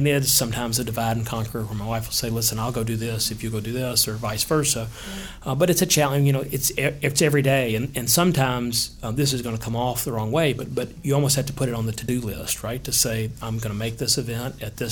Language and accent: English; Hendersonville, Tennessee, United States; I grew up in Hendersonville, born and raised.